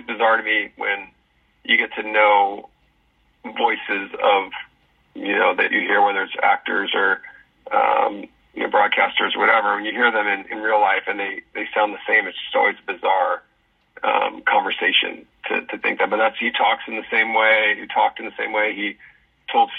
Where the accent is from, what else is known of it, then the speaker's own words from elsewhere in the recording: Southern California, United States; growing up, from the time I was 12 years old in Southern California